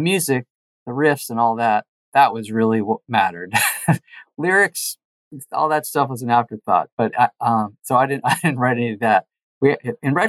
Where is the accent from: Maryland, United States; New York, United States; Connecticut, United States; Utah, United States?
Connecticut, United States; rural; moved away as an adult; also born or lived in Los Angeles, California; I moved with my band from Connecticut to LA, to Hollywood